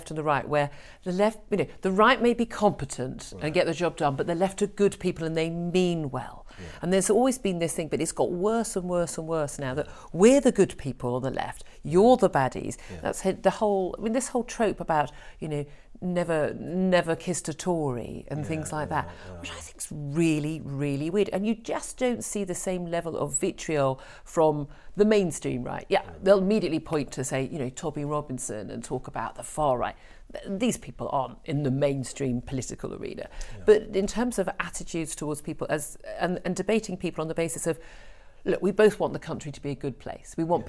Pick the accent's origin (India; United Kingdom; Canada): United Kingdom; Birmingham, West Midlands; born there; I was born in Birmingham.